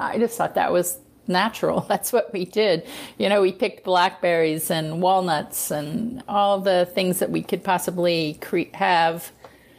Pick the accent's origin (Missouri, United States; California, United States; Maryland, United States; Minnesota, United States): Missouri, United States; As a kid, I grew up in Missouri, in around the Missouri River area